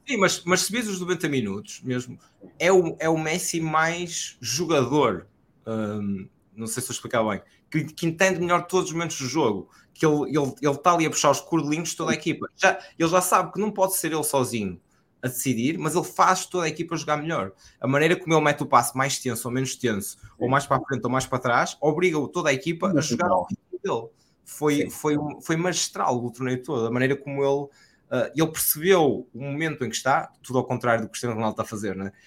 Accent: Portugal; do que nós sentimos como portugueses

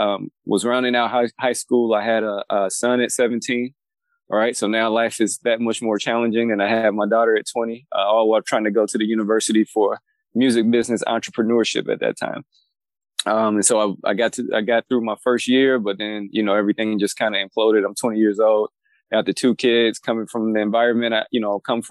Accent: Gary, Indiana, United States; I grew up in a little town just outside of Chicago. For you guys who know a little bit about the state's geography, it's a little town called Gary, Indiana.

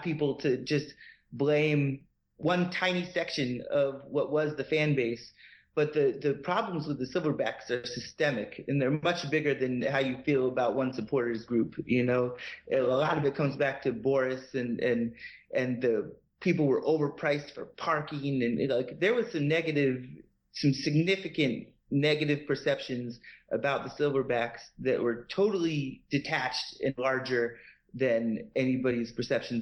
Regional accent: Massachusetts, United States; moved away as an adult; now in Atlanta, United States; my grounding in Boston sports and growing up in Massachusetts

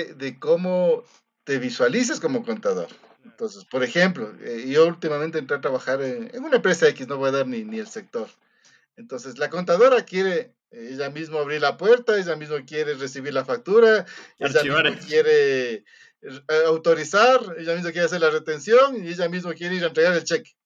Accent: Ecuador; tenemos como contadores ecuatorianos

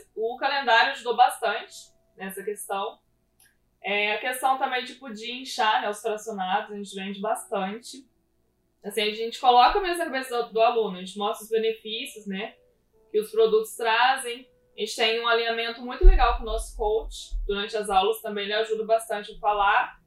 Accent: Pouso Alegre, Minas Gerais, Brazil; moved away as an adult; now in Taubaté, Brazil; fui nascida e criada em Pouso Alegre, lá no sul de Minas Gerais.

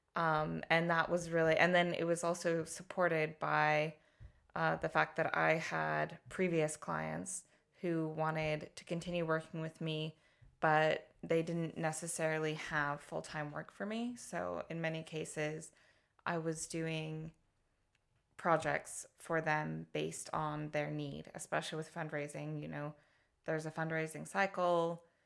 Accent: Colorado, United States; accent: American; moved away as an adult; now in Hastings, United Kingdom; I was born and lived most of my, my youth, my up until about, uh, twenty-one, I was in Colorado, uh, the United States

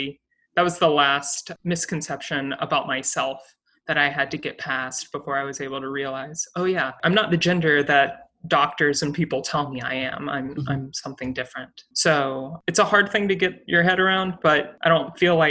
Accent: South Carolina, United States; moved away as an adult; I was born and raised in South Carolina, and I went to undergrad in South Carolina.

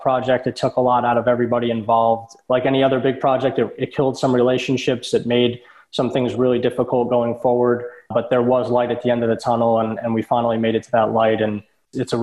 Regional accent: Freehold, New Jersey, United States; I grew up in Jersey, hometown of …. That's what we're known for in Freehold

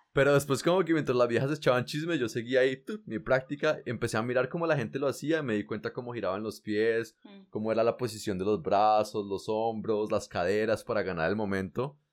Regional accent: Colombia; moved away; yo hace muchos años me fui de Colombia

